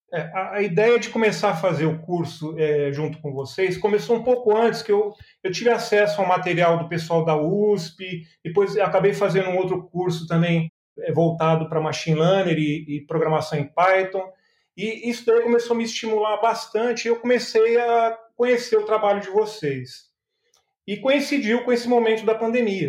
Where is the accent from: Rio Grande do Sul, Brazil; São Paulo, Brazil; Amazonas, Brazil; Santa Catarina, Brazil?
São Paulo, Brazil; now in Belo Horizonte, Brazil; Eu sou nascido em São Paulo, e vim para Minas Gerais já tem mais de 25 anos que estou aqui em Minas